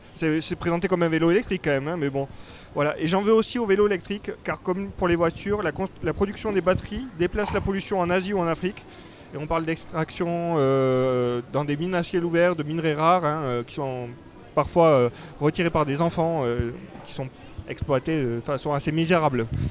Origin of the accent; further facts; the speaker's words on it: France; je suis français